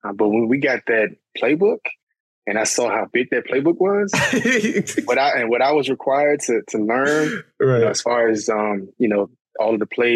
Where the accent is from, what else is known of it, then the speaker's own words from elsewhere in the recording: Cheltenham, Maryland, United States; also born or lived in Washington, D.C. / South Carolina; I'm originally from Cheltenham, Maryland. But that's just right outside of Upper Marlboro, Maryland. So I tell people who are more familiar with the area, hey, I'm from Upper Marlboro. But yeah, man, born and raised here.